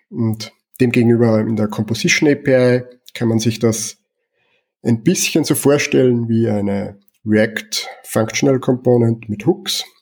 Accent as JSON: {"language": "German", "country": "Austria", "said": "Ich komme aus Österreich"}